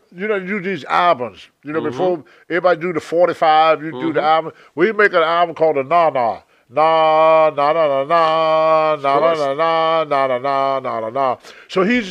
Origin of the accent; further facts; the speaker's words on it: Roanoke, Virginia, United States; moved away; also born or lived in Charlotte; my hometown, Roanoke.